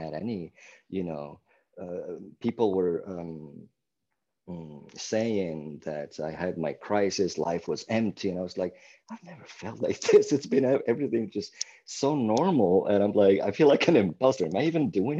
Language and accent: English; Milan, Lombardy, Italy; first language Italian; English is a second language; moved away; I was born in 1975 in Milan, Italy.